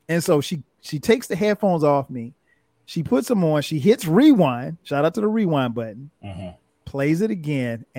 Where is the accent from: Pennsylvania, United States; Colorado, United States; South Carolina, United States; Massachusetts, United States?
South Carolina, United States; We didn't have a bias in South Carolina, you know, growing up listening to whatever.